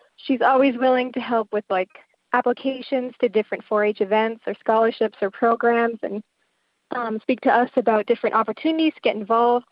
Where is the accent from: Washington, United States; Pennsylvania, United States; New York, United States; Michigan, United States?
Michigan, United States; Upper Peninsula; we're from the Upper Peninsula, which is a really rural region